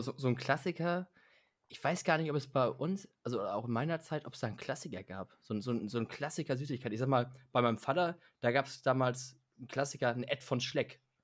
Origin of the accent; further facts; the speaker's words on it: Hamburg, Germany; wenn du Richtung Elbe rausfährst bei uns in Hamburg